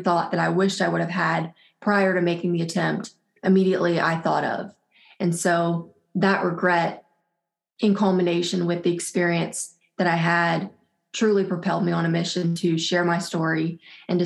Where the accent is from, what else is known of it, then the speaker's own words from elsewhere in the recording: South Louisiana, United States; I am from South Louisiana, born and raised here.